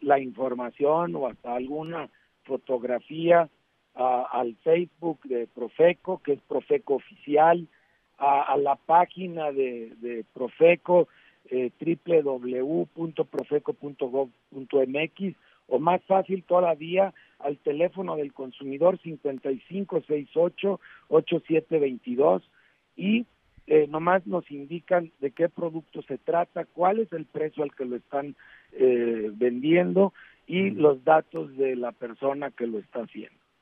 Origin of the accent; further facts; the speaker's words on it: Mexico; como mexicanos